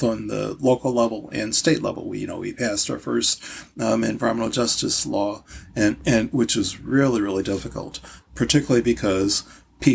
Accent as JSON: {"language": "English", "town": "St. Louis", "region": "Missouri", "country": "United States", "tie": "born or raised there", "also_born_or_lived": "Baltimore, Maryland / Kansas City, Missouri / Hartford, Connecticut", "moved": "yes", "said": "I was born in St. Louis"}